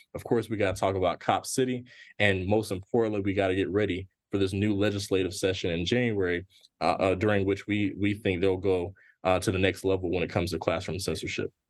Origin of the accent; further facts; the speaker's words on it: Gwinnett County, Georgia, United States; where I'm from and where I grew up. And when I grew up, it was not cool to be from Gwinnett